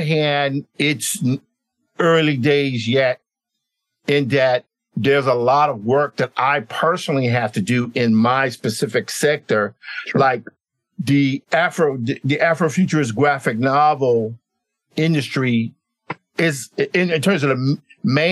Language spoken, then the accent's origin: English; Clarksdale, Mississippi, United States; also born or lived in Tupelo, Mississippi; I'm from Mississippi